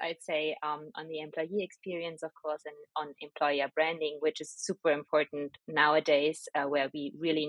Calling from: Berlin, Germany; I'm joining you from my beautiful home office in the beautiful city of Berlin.

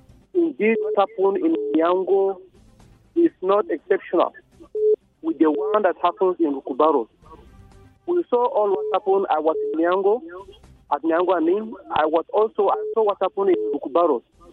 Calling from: Jos, Plateau, Nigeria; I'm calling from Congo Russia.

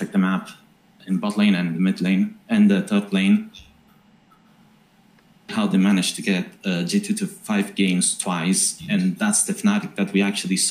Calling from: Italy; I'm calling from Italy, actually

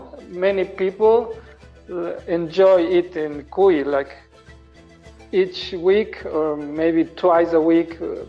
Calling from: Ecuador; English is a second language; I'm calling far, far away from you. I'm calling from Ecuador.

